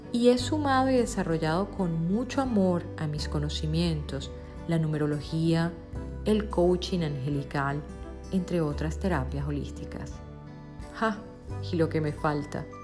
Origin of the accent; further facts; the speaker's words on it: Venezuela; moved away as an adult; Decidí emigrar de mi país natal, Venezuela, con el objetivo de formarme y tener éxito a nivel profesional, tal y como lo hizo mi familia.